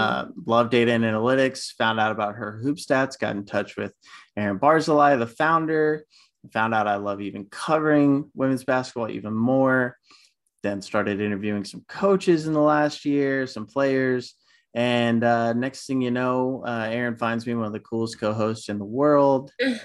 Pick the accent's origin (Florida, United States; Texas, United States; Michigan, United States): Texas, United States; Houston; also born or lived in Manhattan, New York; now in New York, United States; I was born and raised in Houston, Texas.